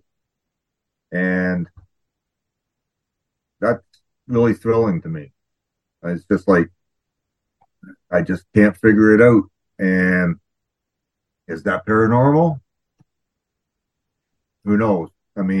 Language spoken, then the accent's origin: English; Southern Ontario, Canada; moved away as an adult; now in British Columbia, Canada; I was born and raised in Southern Ontario